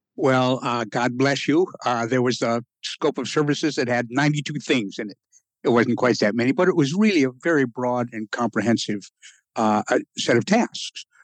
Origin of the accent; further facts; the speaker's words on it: Rapid City, South Dakota, United States; moved away; I spent the first half of my life in Rapid City, South